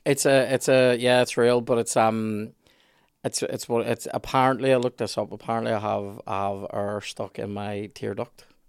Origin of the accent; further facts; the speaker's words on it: Belfast, Northern Ireland, United Kingdom; I'm from Black's Road